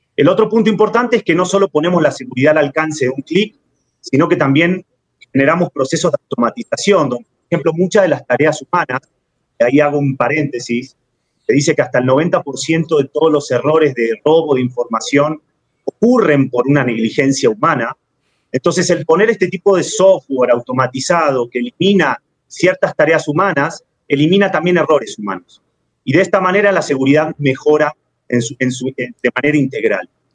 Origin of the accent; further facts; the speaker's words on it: Argentina; moved away as an adult; now in Mexico; Yo soy argentino, pero llevo cinco años viviendo en México.